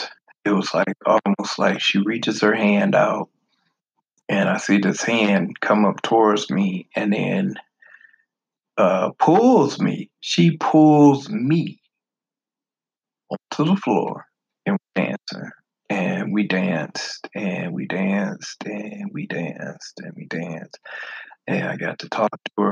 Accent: the North, United States; moved away; I'm from the North.

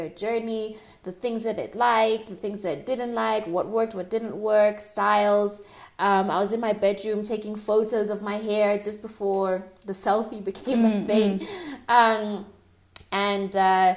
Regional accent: Tanzania; moved away; I'm originally from Tanzania

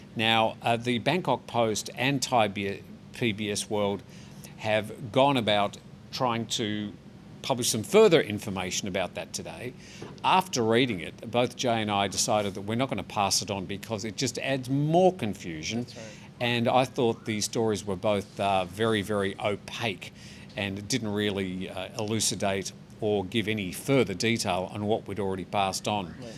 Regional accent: Australia; now in Thailand; an Australian man

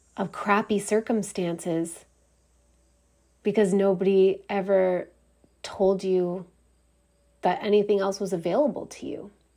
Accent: Canada; I'm Canadian

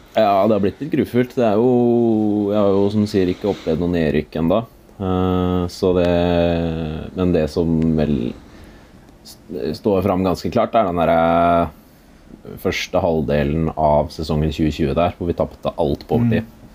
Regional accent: Romerike, Akershus, Norway; jeg er fra Romerike

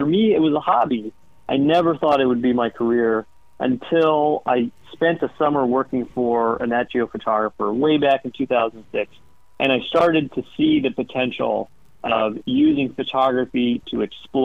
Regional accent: Atlanta, Georgia, United States; I grew up in Atlanta, Georgia, kind of hiking around the woods with my older brother and sister

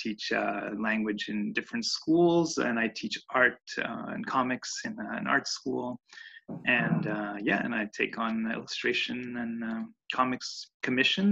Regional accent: Montreal, Quebec, Canada; also born or lived in Italy; I'm an illustrator based in Montreal, and I was born in Montreal

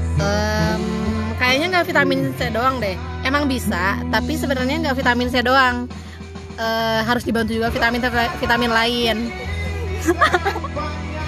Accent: Bandung, West Java, Indonesia; aku dari Bandung

